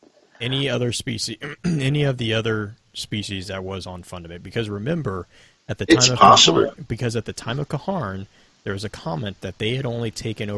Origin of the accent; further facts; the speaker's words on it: the South, United States; I am from the South